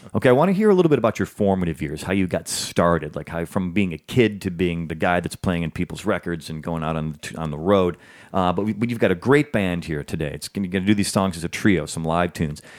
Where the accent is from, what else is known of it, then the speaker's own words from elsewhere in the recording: the North, United States; also born or lived in the South; I was born in the South, but I was raised in the North